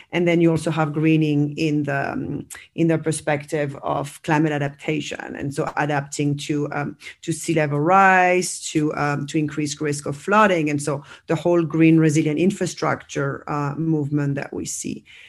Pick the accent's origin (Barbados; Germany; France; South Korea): France; also born or lived in United States; now in Barcelona, Spain; I'm originally from France